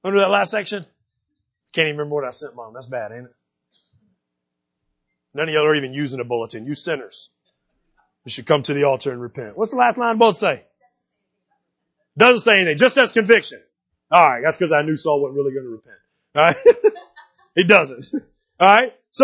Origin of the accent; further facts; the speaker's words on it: United States; I'm American